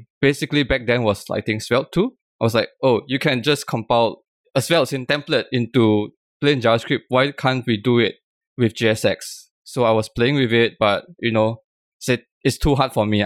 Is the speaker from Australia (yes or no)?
no; Malaysia; now in Singapore; I'm originally from Malaysia